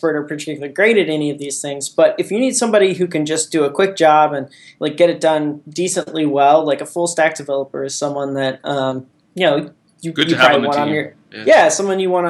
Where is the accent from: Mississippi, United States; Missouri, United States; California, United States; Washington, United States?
Missouri, United States; Jefferson City; also born or lived in Columbia, Missouri; I'm originally from Jeff City, Missouri, which is a conservative Midwest town. It's actually the capital of Missouri, some people don't realize. I grew up there